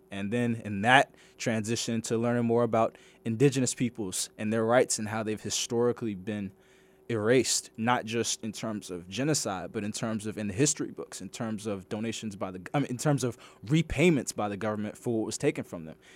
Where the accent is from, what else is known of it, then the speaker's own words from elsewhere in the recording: Greenbelt, Maryland, United States; I grew up in Greenbelt, Maryland